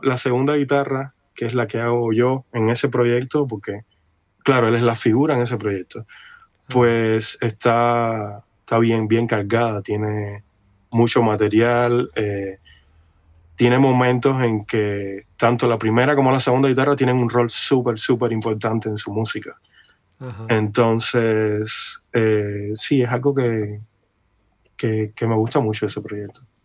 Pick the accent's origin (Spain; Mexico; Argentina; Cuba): Cuba; moved away as an adult; now in Los Angeles, United States; yo vengo de Cuba, de una islita